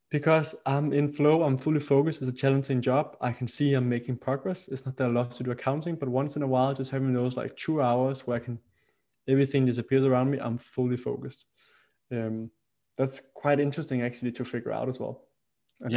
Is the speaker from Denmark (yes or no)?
yes; Roskilde, Zealand, Denmark; I grew up in a, in a city outside of the capital city, uh, Roskilde in uh, in Denmark